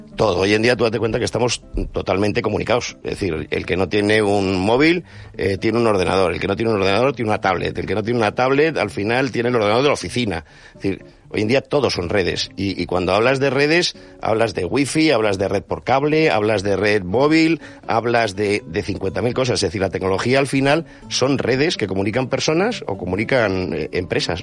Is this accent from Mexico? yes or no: no; Bilbao, Basque Country, Spain; Soy de Bilbao